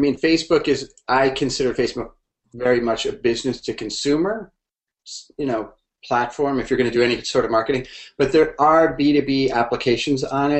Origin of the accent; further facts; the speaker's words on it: Connecticut, United States; moved away as an adult; also born or lived in Boston, Massachusetts; now in Cambridge, United States; I grew up in Connecticut. Connecticut, moved up to Boston to go to school.